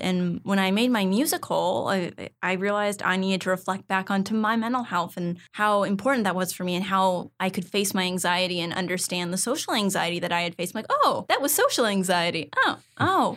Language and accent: English; San Ramon, California, United States; I grew up in a town called San Ramon